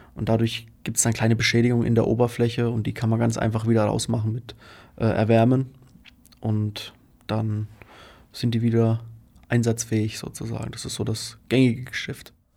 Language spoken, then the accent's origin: German; Faulbach, Bavaria, Germany; now in Magdeburg, Germany; ich komme aus Unterfranken. Da bin ich zumindest aufgewachsen. In Faulbach am Main